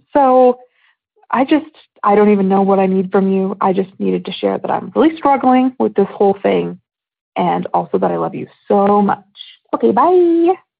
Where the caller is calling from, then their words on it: Houston, Texas, United States; I'm calling from Houston, Texas.